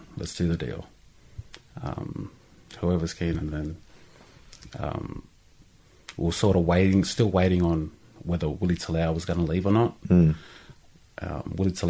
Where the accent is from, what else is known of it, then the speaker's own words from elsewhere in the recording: Canberra, Australian Capital Territory, Australia; born there; I was born in Canberra.